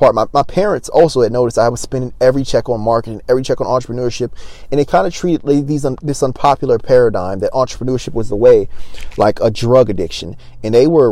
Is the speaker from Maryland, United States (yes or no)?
yes; Baltimore, Maryland, United States; I'm from Baltimore